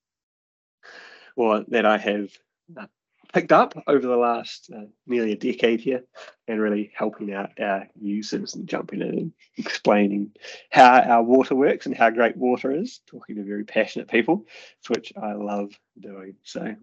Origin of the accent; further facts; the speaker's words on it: New Zealand; So I am a New Zealander, as you can probably hear from the accent. And growing up in New Zealand, my parents live on a farm, very rurally.